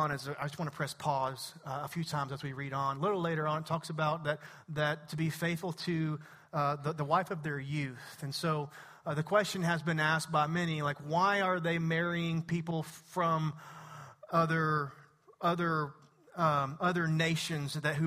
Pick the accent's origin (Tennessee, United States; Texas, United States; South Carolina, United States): Texas, United States; East; I'm from East Texas